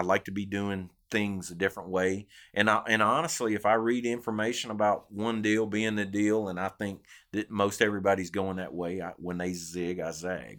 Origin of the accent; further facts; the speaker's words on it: Arkansas, United States; now in Louisiana, United States; growing up in Arkansas